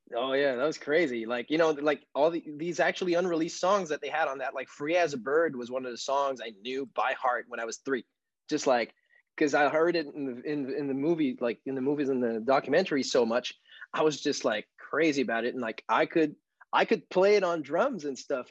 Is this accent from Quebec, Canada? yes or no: yes; South Shore of Montreal, Quebec, Canada; first language French; English is a second language; in my hometown here, which is 20, 25 minutes away from Montreal on the South Shore